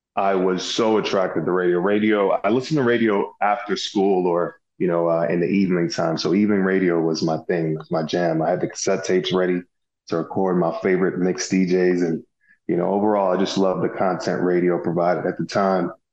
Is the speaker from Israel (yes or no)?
no; Little London, Westmoreland, Jamaica; also born or lived in Miami Gardens, Florida, United States; now in Indianapolis, United States; I grew up near Negril. Uh, Negril is a beach town in Jamaica. I uh, grew up in this uh, uh, small place called Little London. Um, and then I migrated to the States, uh, to Miami, Florida, uh, Miami Gardens to be exact